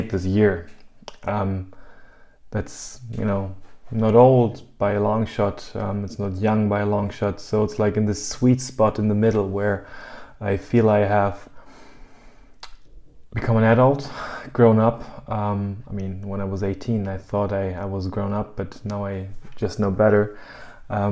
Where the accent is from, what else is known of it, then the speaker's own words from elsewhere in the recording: Germany; also born or lived in United States; I'm from Germany originally, and I'm living in Germany